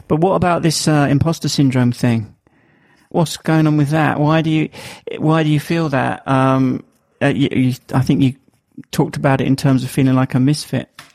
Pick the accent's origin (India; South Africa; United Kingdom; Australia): United Kingdom; accent: Estuary English; you have to listen to my estuary English, as they call it, um, my my accent.